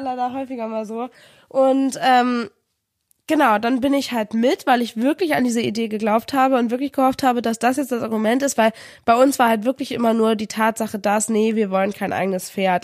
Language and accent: German; Kiel, Schleswig-Holstein, Germany; moved away as an adult; also born or lived in Paderborn; zurück in meine Heimatstadt nach Kiel gezogen